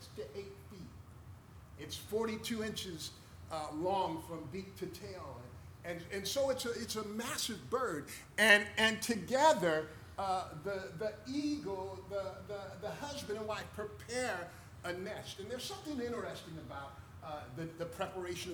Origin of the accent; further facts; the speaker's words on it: United States; moved away; I'm glad I'm American